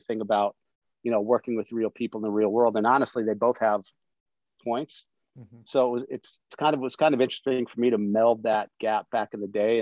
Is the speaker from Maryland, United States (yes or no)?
no; Washington, District of Columbia, United States; I grew up on the East Coast. I grew up in DC